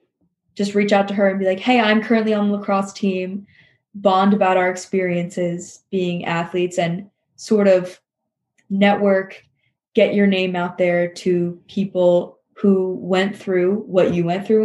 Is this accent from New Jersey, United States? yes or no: yes; Princeton, New Jersey, United States; I work at a gynecology and fertility clinic and doctor's office for women's health in Princeton, New Jersey